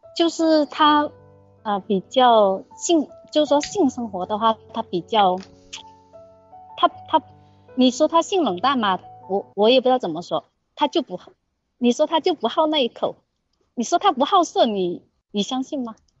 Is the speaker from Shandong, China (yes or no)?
no; Guangdong, China; 我是广东的